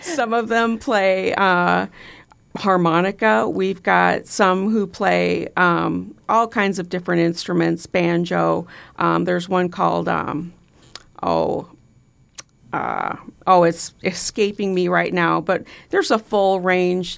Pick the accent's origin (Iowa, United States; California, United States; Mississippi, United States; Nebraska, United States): Nebraska, United States; Bellevue; proud to have grown up in Bellevue